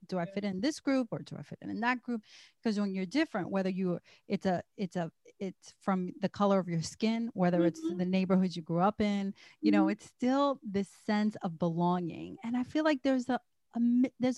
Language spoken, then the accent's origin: English; New York City, New York, United States; I grew up in Harlem